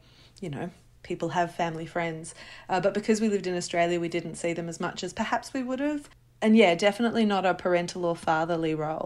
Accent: London, United Kingdom; I was born in London to two mothers, Louise and Teresa.

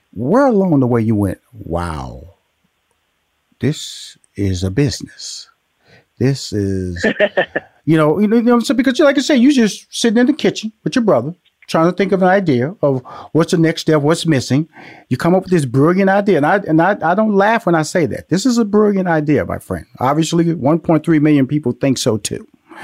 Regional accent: Houston, Texas, United States; also born or lived in Louisiana, United States; I'm from Houston, Texas, by way of Louisiana.

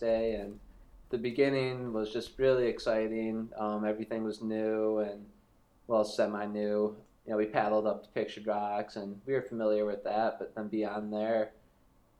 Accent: United States; moved away; growing up on Lake Michigan

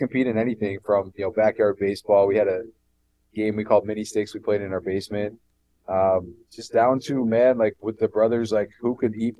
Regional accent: Buffalo, New York, United States; Grew up in Buffalo, New York.

